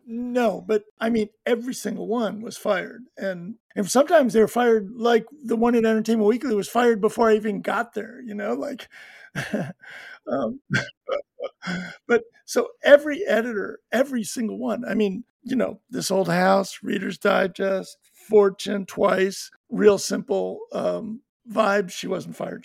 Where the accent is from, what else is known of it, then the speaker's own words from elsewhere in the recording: Buffalo, New York, United States; also born or lived in Larchmont, New York; I grew up and went to school and high school, graduated from high school in a suburb of Buffalo